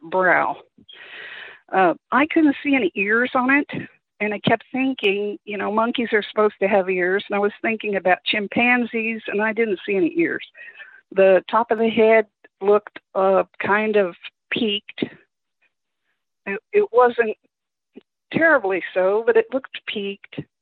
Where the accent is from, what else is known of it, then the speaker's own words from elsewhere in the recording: Kansas City, Missouri, United States; moved away; I grew up in Kansas City, Missouri